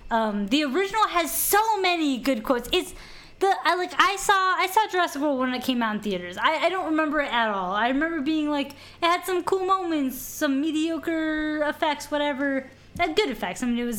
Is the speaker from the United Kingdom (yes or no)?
no; Canada; We're very Canadian sorry.